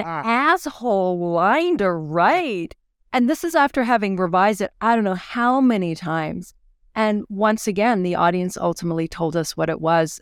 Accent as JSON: {"language": "English", "town": "Fredericton", "region": "New Brunswick", "country": "Canada", "tie": "born or raised there", "moved": "as an adult", "lives_now": "Edmonton, Canada", "said": "where I grew up in New Brunswick and Fredericton at the time"}